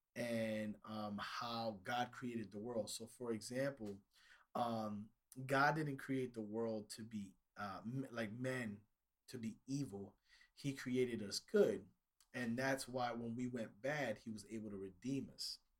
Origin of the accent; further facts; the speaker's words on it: New York City, New York, United States; growing up in New York City